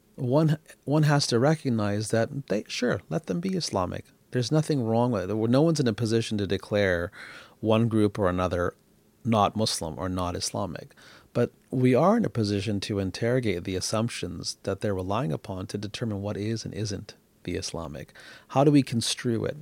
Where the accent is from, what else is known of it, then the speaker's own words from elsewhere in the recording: United States; moved away as an adult; now in Canada; an American who's now a naturalized Canadian